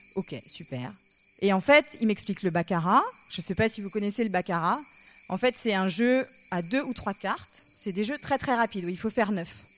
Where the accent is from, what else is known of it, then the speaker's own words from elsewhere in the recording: Paris, Île-de-France, France; Je leur dis que je viens de Paris